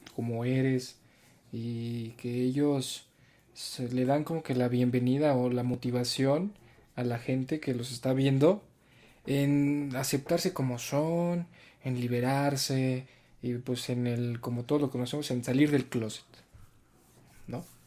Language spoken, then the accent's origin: Spanish; Mexico; nosotros como mexicanos